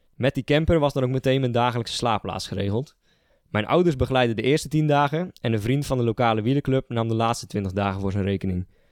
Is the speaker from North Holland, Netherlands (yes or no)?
no; Sliedrecht, South Holland, Netherlands; moved away as an adult; now in Nijmegen, Netherlands; Oorspronkelijk eh, kom ik uit Sliedrecht, een dorp eh, een beetje aan de, de, westkant van de, van de Betuwe. Zuid-Holland, grens Noord-Brabant